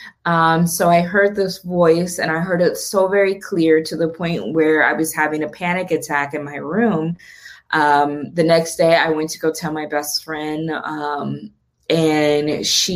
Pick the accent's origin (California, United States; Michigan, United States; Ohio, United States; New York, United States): Ohio, United States; Toledo; also born or lived in Columbus, Ohio; we moved to Columbus from Toledo